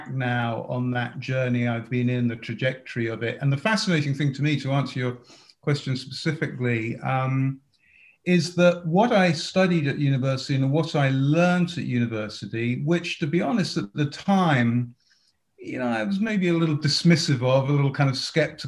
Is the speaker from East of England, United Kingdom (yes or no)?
yes; Watford, East of England, United Kingdom; moved away as an adult; also born or lived in Manchester; now in United States; I grew up in just outside of London, Watford, if people know that part of the world